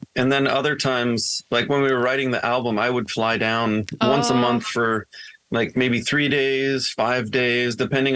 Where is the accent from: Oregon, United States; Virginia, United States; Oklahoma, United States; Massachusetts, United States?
Oregon, United States; Corvallis; a small town where I grew up in Corvallis, Oregon